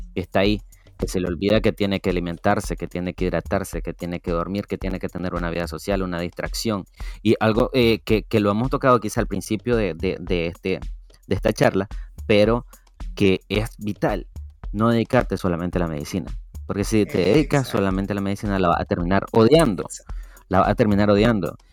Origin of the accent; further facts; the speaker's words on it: Matiguás, Matagalpa, Nicaragua; soy de Matihuas Matagalpa